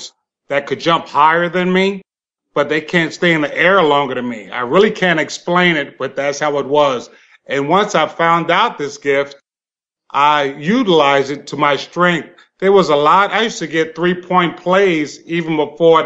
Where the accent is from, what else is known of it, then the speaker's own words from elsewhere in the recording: New York City, New York, United States; I was raised in Brooklyn, New York, and I was raised in the section called Bedford-Stuyvesant